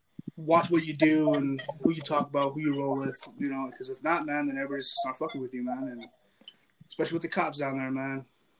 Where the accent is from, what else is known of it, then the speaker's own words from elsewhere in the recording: Southern Utah, United States; moved away; I come from Southern Utah.